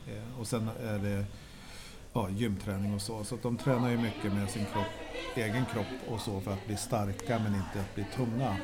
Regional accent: Norrland, Sweden; now in Stockholm, Sweden; Själv som norrlänning

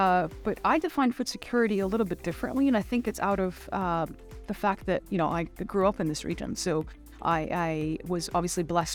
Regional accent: Abu Dhabi, United Arab Emirates; moved away as an adult; also born or lived in Chicago, United States; I was born and raised in Abu Dhabi. So Abu Dhabi is really my hometown.

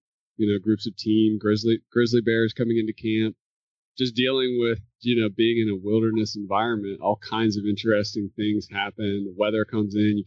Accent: North Carolina, United States; also born or lived in Alaska; now in Maine, United States; I grew up in North Carolina.

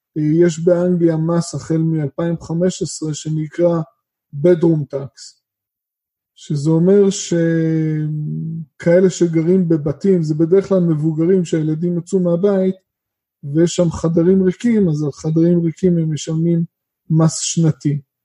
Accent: Israel; אנחנו כמשקיעים ישראלים

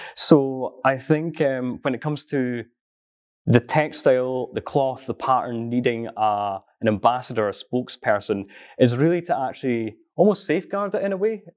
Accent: East Coast Scotland, United Kingdom; I'm originally from a farm on East Coast Scotland

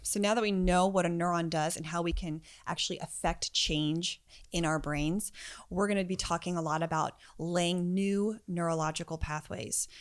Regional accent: United States; I grew up outside of Washington, D.C., so our version of the subway was the metro

